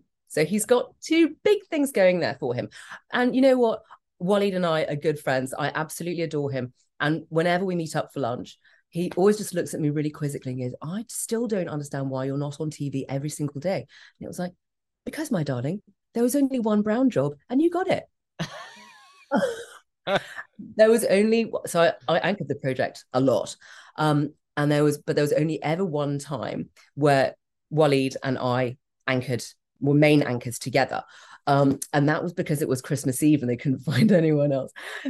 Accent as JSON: {"language": "English", "country": "Hong Kong", "said": "That's 1, 2, 3, 4 in Cantonese because I come from Hong Kong."}